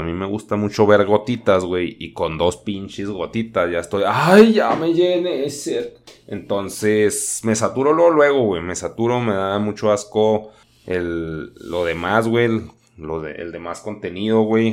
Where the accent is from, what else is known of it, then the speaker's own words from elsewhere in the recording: Chihuahua, Mexico; Yo soy de Chihuahua